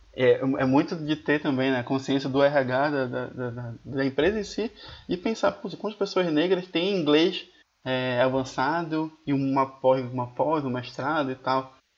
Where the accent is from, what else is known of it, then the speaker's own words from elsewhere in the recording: Belém, Pará, Brazil; now in Curitiba, Brazil; Eu sou de Belém